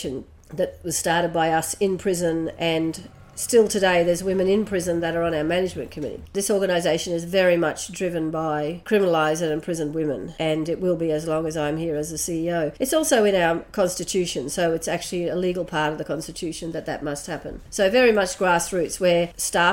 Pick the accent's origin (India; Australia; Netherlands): Australia; Brisbane, Queensland; I was born here in Meanjin, otherwise known by white people as Brisbane, on the north side. And my parents were poor, working class, and I was raised there